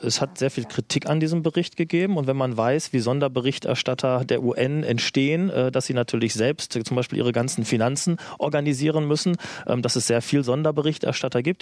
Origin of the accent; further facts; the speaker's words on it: Germany; als Deutscher